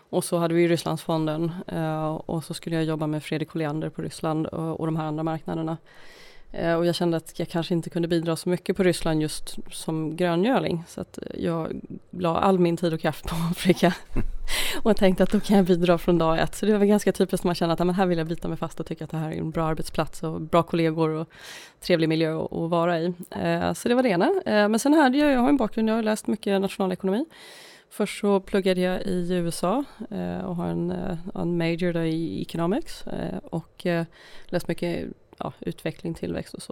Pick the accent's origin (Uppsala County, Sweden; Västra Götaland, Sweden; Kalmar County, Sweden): Uppsala County, Sweden; Uppsala; now in Stockholm, Sweden; jag är från Uppsala från början, eh, men bosatt i Stockholm sedan många, många år, född i Stockholm en gång i tiden